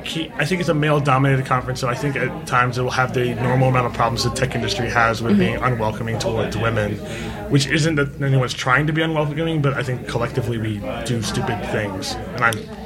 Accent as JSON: {"language": "English", "country": "India", "said": "Like, I'm an Indian guy. Like, we are hugging people."}